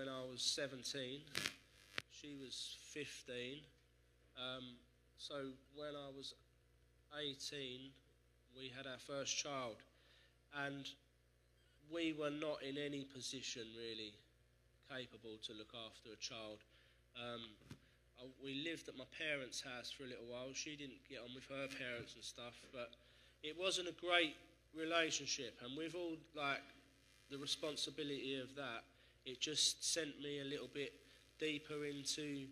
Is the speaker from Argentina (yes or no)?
no; Essex, East of England, United Kingdom; I grew up in Essex